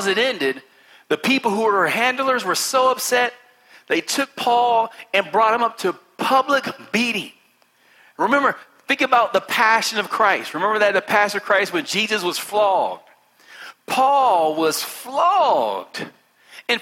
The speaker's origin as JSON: {"language": "English", "region": "West Virginia", "country": "United States", "said": "I'm from West Virginia."}